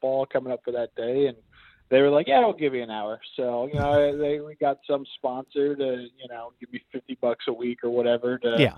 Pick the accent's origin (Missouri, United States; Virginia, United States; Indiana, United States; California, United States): Indiana, United States; Indianapolis; I grew up in Indianapolis, Indiana